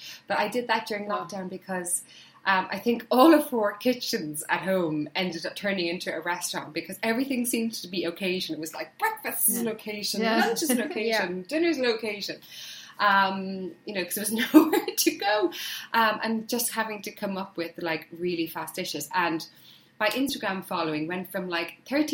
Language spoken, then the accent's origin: English; Ireland; moved away as an adult; now in Hampshire, United Kingdom; as an Irish girl moving to the UK